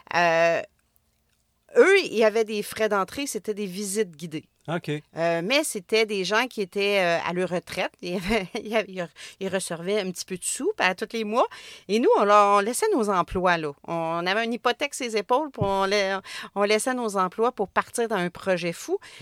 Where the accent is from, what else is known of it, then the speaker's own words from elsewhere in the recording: Trois-Rivières, Quebec, Canada; Je viens de Trois-Rivières